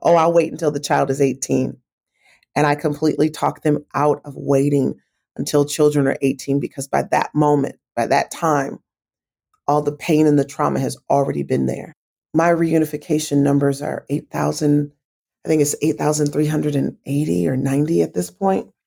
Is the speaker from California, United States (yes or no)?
no; Kalamazoo, Michigan, United States; now in Atlanta, United States; my hometown of Kalamazoo, Michigan